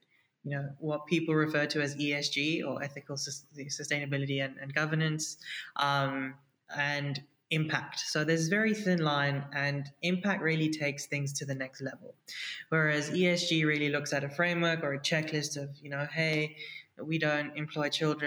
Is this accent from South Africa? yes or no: yes; South Africa; also born or lived in India; I was born in India, but raised in South Africa.